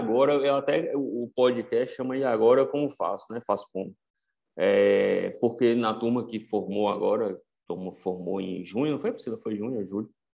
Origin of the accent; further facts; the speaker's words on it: Vitória da Conquista, Bahia, Brazil; moved away as an adult; also born or lived in São Paulo; eu sou de Conquista